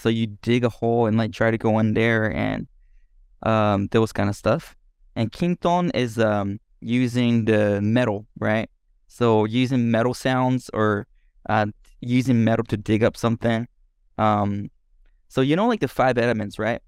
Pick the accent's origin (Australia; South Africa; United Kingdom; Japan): Japan; born or raised there; English is a second language; moved away as an adult; also born or lived in Denmark